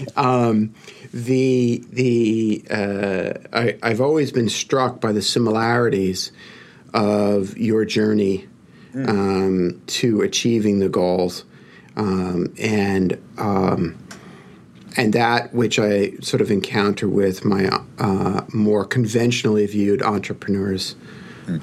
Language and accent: English; New York, United States; accent: Brooklyn; my Brooklyn accent